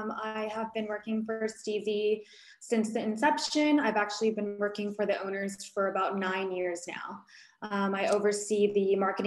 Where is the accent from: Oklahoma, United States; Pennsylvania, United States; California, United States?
California, United States; Fullerton; born and raised in SoCal.